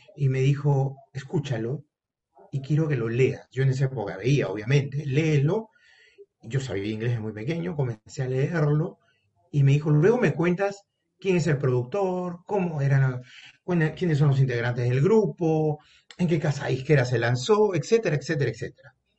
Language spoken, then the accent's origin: Spanish; Peru; aquí en mi país, Perú